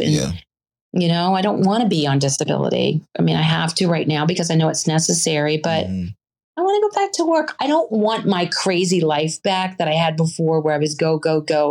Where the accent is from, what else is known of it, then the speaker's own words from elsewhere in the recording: the South, United States; moved away; also born or lived in Virginia / North Carolina; I was from the South originally.